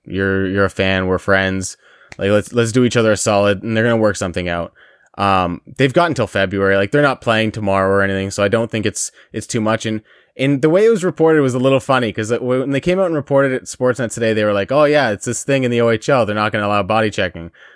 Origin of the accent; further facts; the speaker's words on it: Windsor, Ontario, Canada; accent: Windsor; that beautiful Windsor accent with our beautiful town